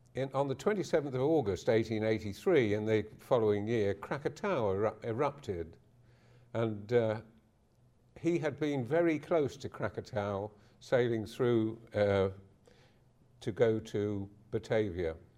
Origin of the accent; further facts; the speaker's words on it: London, United Kingdom; now in Harwich, United Kingdom; me, of Harwich, Essex, but I was born in Deptford in nineteen thirty-six